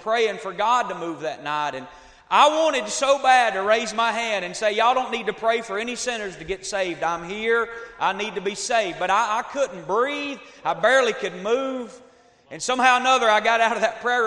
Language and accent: English; Northeast Georgia, United States; now in Tennessee, United States; I live in Tennessee now, but I was raised in Northeast Georgia